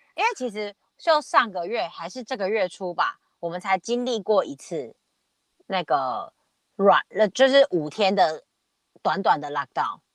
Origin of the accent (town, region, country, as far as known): Taiwan; now in Australia